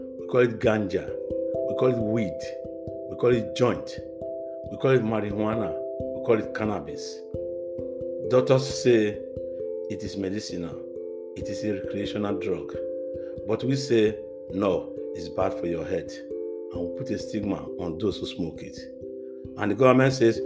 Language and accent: English; Nigeria; now in Netherlands; in my home country, Nigeria